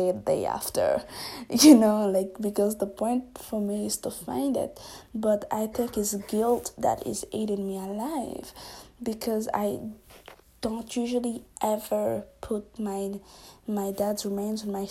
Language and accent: English; Haiti; I'm from Haiti as well